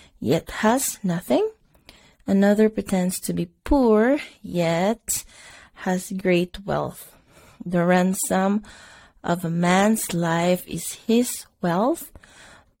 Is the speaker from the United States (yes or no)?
no; Bisaya, Visayas, Philippines; first language Cebuano (Bisaya); English is a second language; It's in my Bisaya language